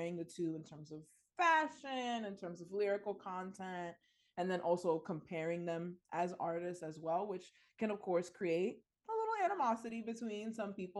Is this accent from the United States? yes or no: yes; New York City, New York, United States; I'm from the Bronx